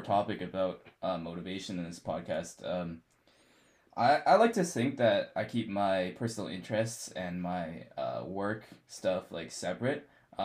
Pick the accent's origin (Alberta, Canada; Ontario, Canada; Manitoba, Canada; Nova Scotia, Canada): Alberta, Canada; Calgary; moved away as an adult; now in London, Canada; And I'm from Calgary, Alberta